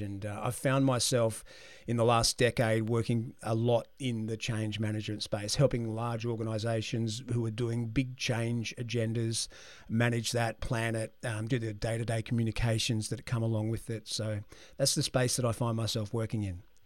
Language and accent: English; Brisbane, Queensland, Australia; I was born in Brisbane, and I was born in the Martyr Hospital, which in, nicely is where all three of my children were born as well. So I haven't moved very far in life.